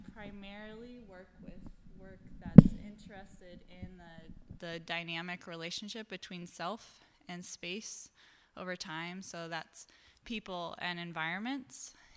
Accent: Eastern Washington, United States; also born or lived in New York City; now in Seattle, United States; I grew up in Eastern Washington

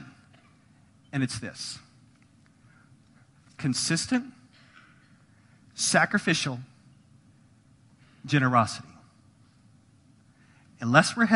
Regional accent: United States; If you were born or raised in America

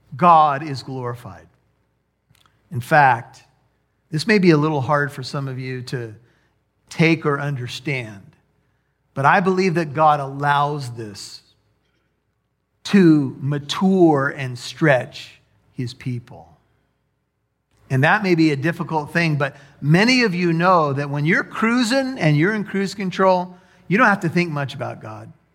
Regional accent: United States; as American

